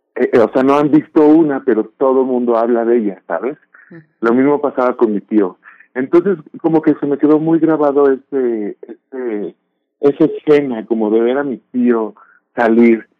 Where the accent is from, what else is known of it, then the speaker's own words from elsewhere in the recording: Mexico; identidad como mexicana